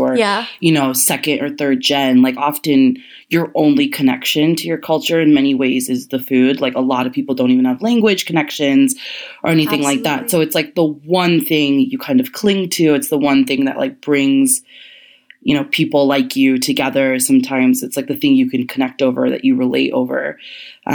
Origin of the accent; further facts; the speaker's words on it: United States; I'm Indian, American